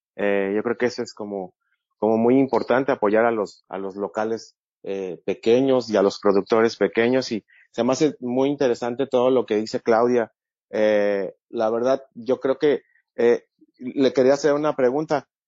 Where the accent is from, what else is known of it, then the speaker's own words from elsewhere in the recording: Mexico; de mexicano a mexicano